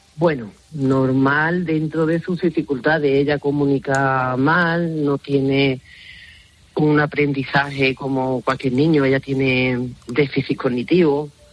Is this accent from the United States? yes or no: no; Museros, Valencian Community, Spain; en mi pueblo que es Museros en Valencia